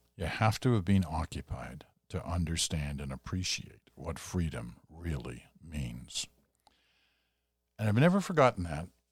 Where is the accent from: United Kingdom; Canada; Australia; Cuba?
Canada; as a Canadian